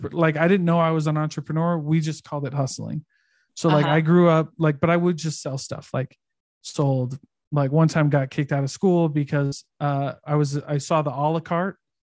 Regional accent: Midwest, United States; Like my hometown, when I was growing up in the Midwest, my hometown, the average income in my hometown was like 30 or 40K.

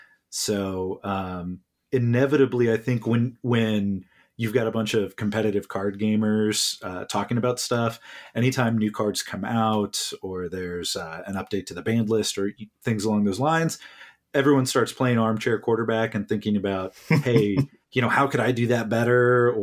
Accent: Neosho, Kansas, United States; but I am curious where in Kansas, because I'm originally from Neosho, which is almost as far to that corner as you can go.

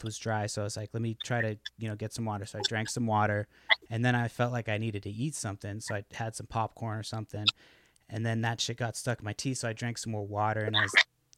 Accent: Brockton, Massachusetts, United States; moved away as an adult; now in Olympic Peninsula, Washington, United States; I go to a Brockton public school

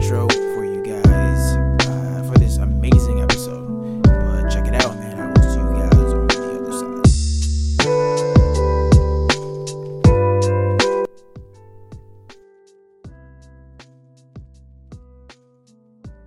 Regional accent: New York City, New York, United States; moved away; also born or lived in Los Angeles; I'm originally from New York City

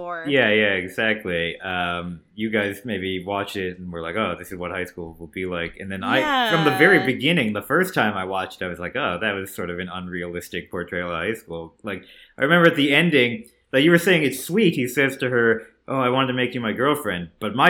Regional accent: New Jersey, United States; I grew up in New Jersey. I used to go to the Bridgewater Mall, Short Hills Mall.

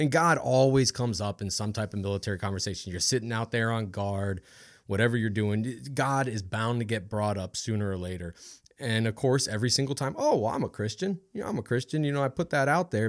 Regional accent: Ohio, United States; also born or lived in Washington; now in Louisiana, United States; I grew up in Ohio.

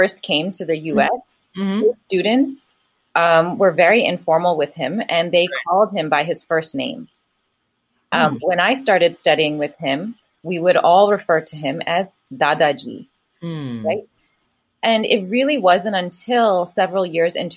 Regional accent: United States; also born or lived in California; an Indian brought up in America

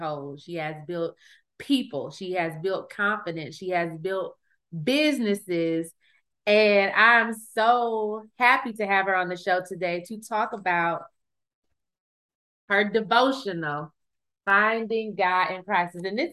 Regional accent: Flint, Michigan, United States; now in Dallas, United States; I'm originally from Flint, Michigan

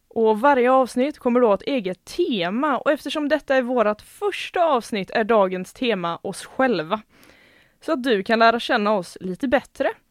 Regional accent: Gothenburg, Västra Götaland, Sweden; accent: Gothenburg dialect; jag kommer från Göteborgstrakten också så förhoppningsvis så speglas det lite i dialekten

